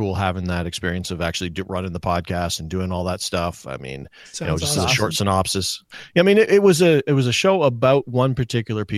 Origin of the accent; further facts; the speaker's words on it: Nova Scotia, Canada; moved away; I'm from Nova Scotia originally